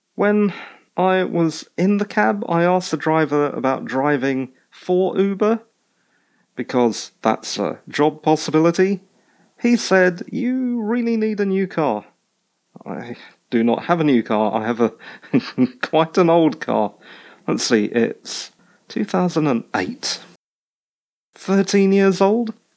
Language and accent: English; United Kingdom; I'm British